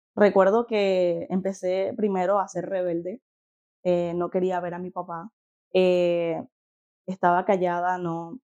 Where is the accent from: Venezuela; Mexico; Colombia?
Venezuela; moved away as an adult; nací en Venezuela, eh, cuando tenía 18 años tomé el paso de fe de salir de Venezuela.